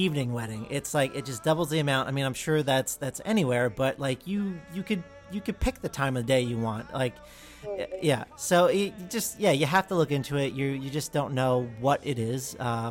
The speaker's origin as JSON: {"language": "English", "region": "New Jersey", "country": "United States", "said": "I'm from New Jersey"}